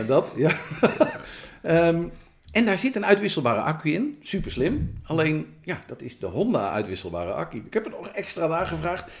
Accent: Amersfoort, Utrecht, Netherlands; Dan ben ik een boer uit Amersfoort

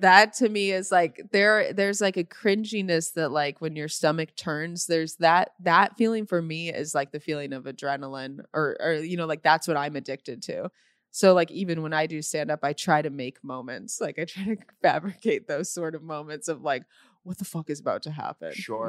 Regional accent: Normal, Illinois, United States; now in Los Angeles, United States; I'm from Normal

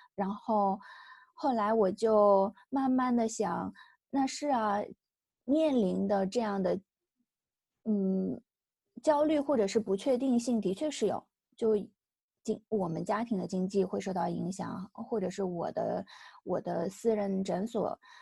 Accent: China; 像我们中国人说的乖呀、听话呀

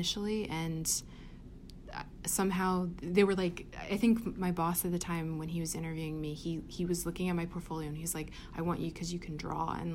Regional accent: Reading, Pennsylvania, United States; moved away; I grew up in Pennsylvania

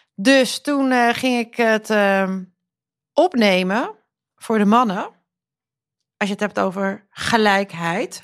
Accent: Netherlands; also born or lived in Croatia; mijn eigen ouders komen uit Kroatië. Ik ben in Nederland geboren, maar wel tweetalig opgevoed

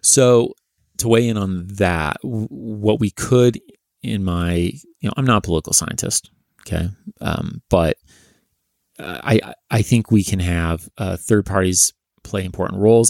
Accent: California, United States; accent: Californian; also born or lived in Massachusetts / New Hampshire; my super Californian accent

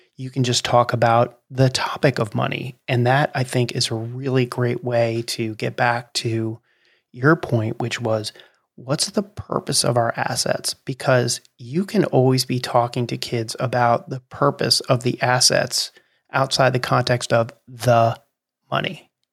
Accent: New Jersey, United States; I grew up in New Jersey, which is one of the only two states in the nation that doesn't have self-serve gas

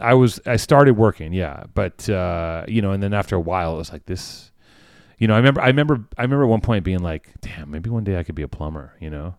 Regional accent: Los Angeles, California, United States; I grew up in Venice.

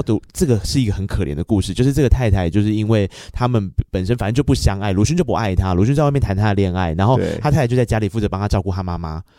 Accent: Tainan, Taiwan; 他是我们台南人啊

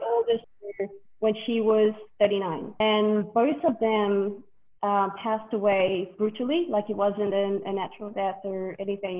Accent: Vanuatu; I was born here and raised here from a French father and a Vietnamese mother.

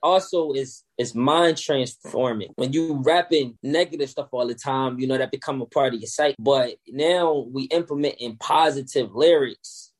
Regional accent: Philadelphia, Pennsylvania, United States; I'm originally from South Philadelphia. I was born and raised there.

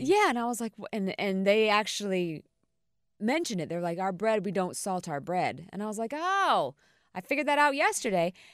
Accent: Carolina Beach, North Carolina, United States; I'm from Carolina Beach

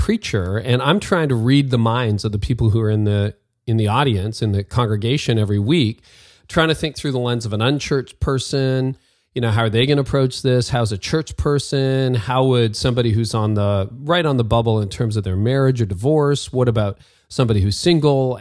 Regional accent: Canada; I'm Canadian

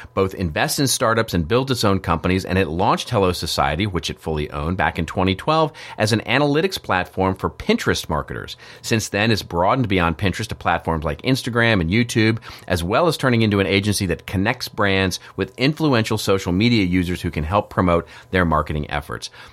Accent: Texas, United States; I grew up in Texas.

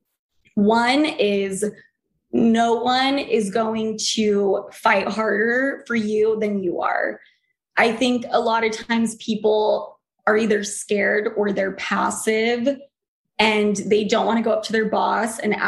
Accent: Utah, United States; moved away; also born or lived in New York; I came from Utah

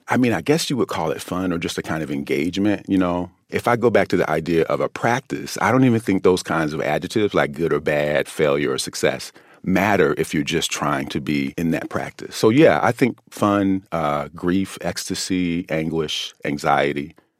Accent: United States; as an American

